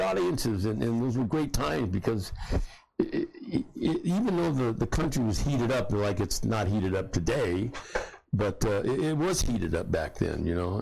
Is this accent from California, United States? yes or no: yes; San Diego, California, United States; I went down back home to San Diego and worked construction and stuff